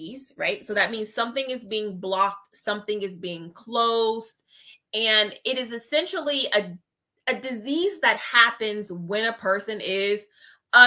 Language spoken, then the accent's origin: English; Ohio, United States; Representing my home state. Ohio.